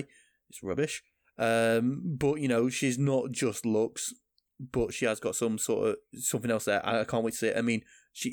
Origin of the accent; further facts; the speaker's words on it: Lancashire, North West England, United Kingdom; from Lancashire, like I am